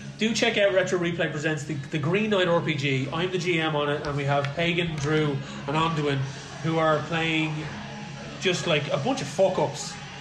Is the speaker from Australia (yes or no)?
no; Ireland; I'm Irish